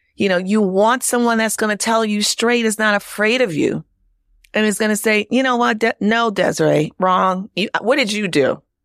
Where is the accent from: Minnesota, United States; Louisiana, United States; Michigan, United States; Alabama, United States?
Louisiana, United States; New Orleans; moved away; also born or lived in Chicago; my hometown of New Orleans